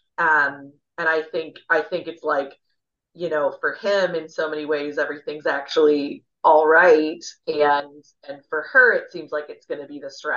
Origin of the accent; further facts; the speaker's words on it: Midwest, United States; I'm from the Midwest